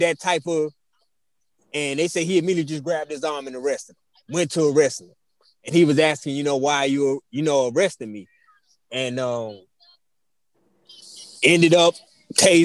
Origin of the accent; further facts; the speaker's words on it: near Charleston, South Carolina, United States; down the street from my hometown in Charleston side.